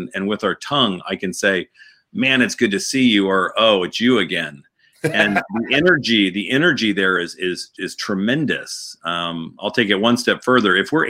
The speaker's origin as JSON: {"language": "English", "town": "St. Louis", "region": "Missouri", "country": "United States", "tie": "born or raised there", "also_born_or_lived": "Boston / Atlanta / Newport Beach", "said": "I was born in Boston. My dad was from Atlanta. We went to Atlanta, and then we went to Southern California down in Newport Beach, and then I went to St. Louis, Missouri for high school."}